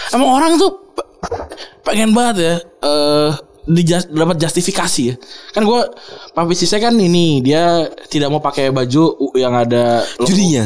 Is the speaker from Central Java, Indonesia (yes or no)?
no; Bekasi, West Java, Indonesia; kita kan orang Bekasi